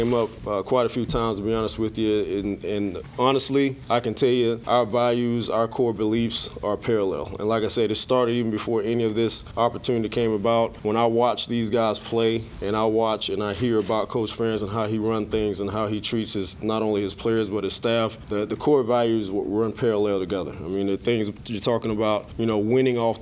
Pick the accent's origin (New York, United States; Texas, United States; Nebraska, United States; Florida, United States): Florida, United States; Miami; moved away; I'm born and raised in Miami, Florida